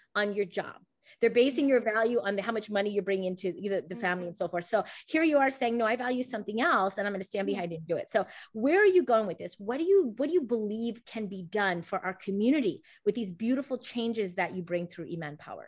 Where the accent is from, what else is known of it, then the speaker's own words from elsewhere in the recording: United States; I'm from the West, I'm here in the US